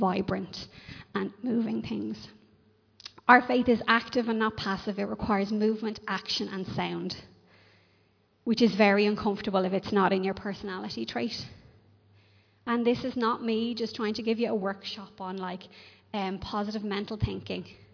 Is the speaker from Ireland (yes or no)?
yes; Ireland